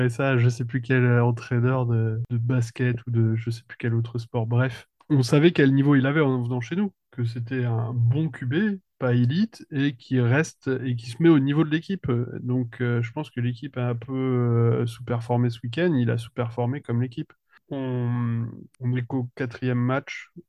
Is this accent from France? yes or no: yes; France; accent: French; C'est mon petit accent français.